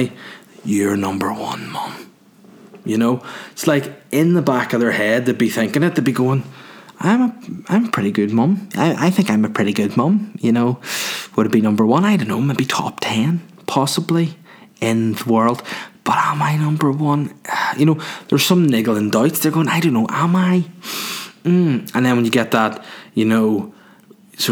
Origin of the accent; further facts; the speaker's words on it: Holywood, Northern Ireland, United Kingdom; I'm from Hollywood. I'm a North Down guy.